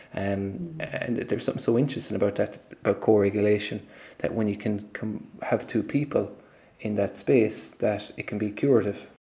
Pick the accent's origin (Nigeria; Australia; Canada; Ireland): Ireland; us as an Irish people